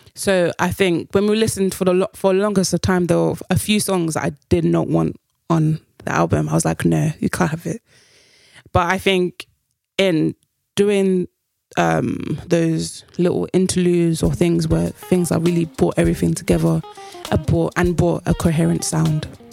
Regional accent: United Kingdom; us being Black British

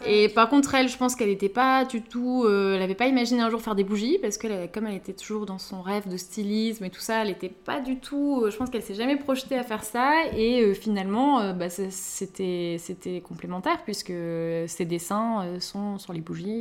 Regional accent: Lille, Hauts-de-France, France; moved away as an adult; now in Paris, France; on est toutes les deux originaires du Nord, donc on est sœurs, hein, donc voilà, nous avons grandi ensemble.

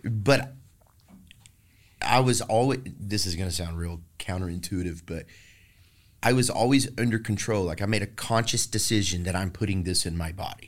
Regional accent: Maypearl, Texas, United States; now in Austin, United States; I was raised in Maypearl, Texas

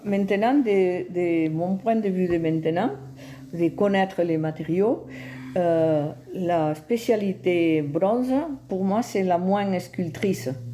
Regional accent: Val d'Aran, Catalonia, Spain; French is a second language; moved away as an adult; also born or lived in Pallars / Tarragona; je suis née au Val d'Aran. Euh, et j'ai fait ma, mon infantesse là. Je suis restée là jusqu'à que je me suis mariée

